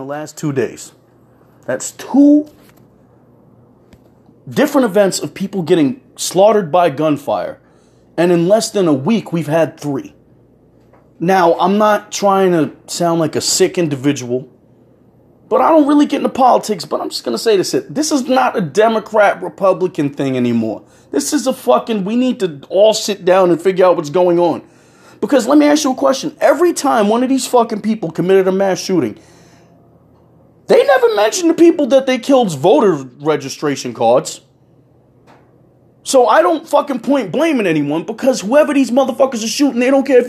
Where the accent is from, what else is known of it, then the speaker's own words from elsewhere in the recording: United States; me being who I am as an American